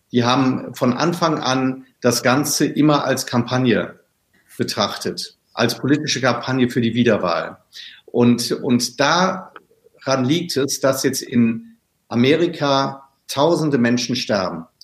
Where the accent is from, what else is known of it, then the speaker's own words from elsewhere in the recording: Cologne, North Rhine-Westphalia, Germany; Aber nach Düsseldorf habe ich echt noch viele Bande und, äh, und das sage ich sogar als Kölner.